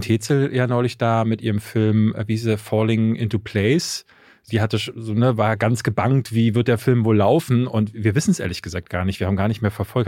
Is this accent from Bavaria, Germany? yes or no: no; Berlin, Germany; ich bin in Berlin-Marzahn groß geworden.